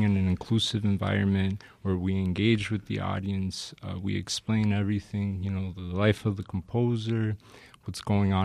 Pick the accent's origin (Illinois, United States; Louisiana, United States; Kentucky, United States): Illinois, United States; Chicago; also born or lived in Nebraska; I grew up in Chicago playing classical music. I'm from the Little Village neighborhood